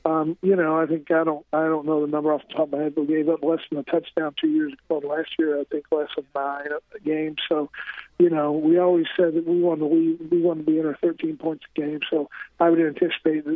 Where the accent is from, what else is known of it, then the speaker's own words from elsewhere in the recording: central Illinois, United States; also born or lived in Maine; I came from a small farm town in central Illinois